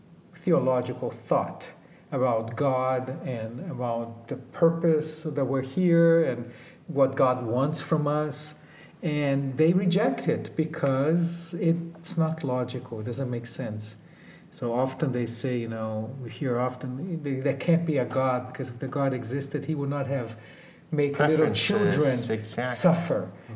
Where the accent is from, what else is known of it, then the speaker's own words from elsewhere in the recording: Brazil; and we come from Brazil, and we come with our own prejudice. We come here, a lot of us, thinking the North Americans are very materialistic